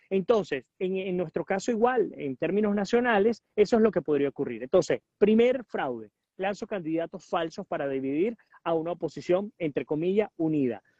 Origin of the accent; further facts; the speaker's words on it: Puerto Ordaz, Bolívar, Venezuela; moved away as an adult; also born or lived in Caracas; yo nací en Caracas en el 81 y mi papá en el 85 me llevó a vivir a Puerto Ordaz